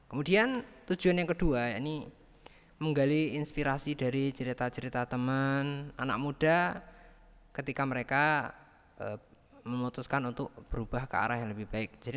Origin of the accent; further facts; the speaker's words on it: Nganjuk, East Java, Indonesia; Nganjuk itu ya kota Nganjuk ya, kota tempat tinggal saya, tempat saya lahir ya di Nganjuk.